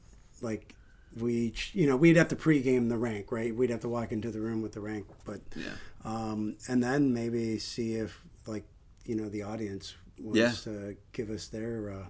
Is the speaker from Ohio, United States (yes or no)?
yes; Northeast Ohio, United States; moved away; my hometown where I grew up in Northeast Ohio.